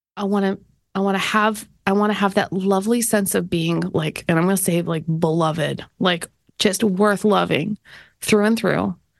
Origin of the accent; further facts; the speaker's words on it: Canada; moved away; being Canadian